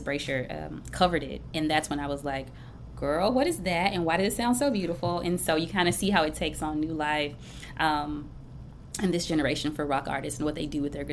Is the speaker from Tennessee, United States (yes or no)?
yes; Memphis, Tennessee, United States; I am from Memphis through and through